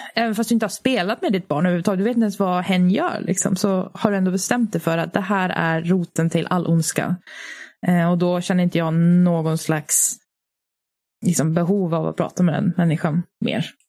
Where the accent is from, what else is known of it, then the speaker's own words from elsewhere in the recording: Finland; now in Sweden; jag är ju finsk